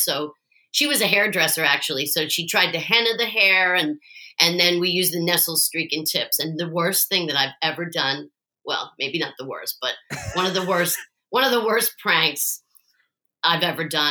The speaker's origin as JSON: {"language": "English", "town": "Philadelphia", "region": "Pennsylvania", "country": "United States", "tie": "born or raised there", "said": "I was raised in Philly"}